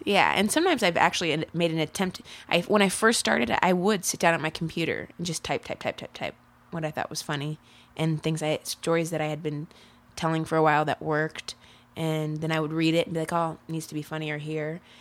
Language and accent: English; Ohio, United States; moved away as an adult; now in Chicago, United States; I grew up in Ohio. I have lived in Chicago the past four years